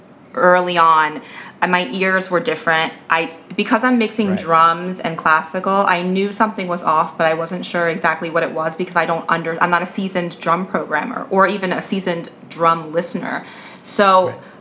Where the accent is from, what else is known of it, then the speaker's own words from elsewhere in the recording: Pennsylvania, United States; Pennsylvania. like Western Central Pennsylvania. I call it Pennsylvania, like not Philadelphia.